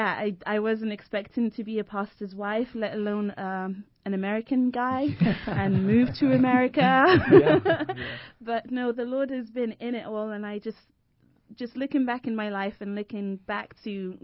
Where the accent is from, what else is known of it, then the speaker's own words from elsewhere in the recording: London, United Kingdom; accent: British; I'm actually from London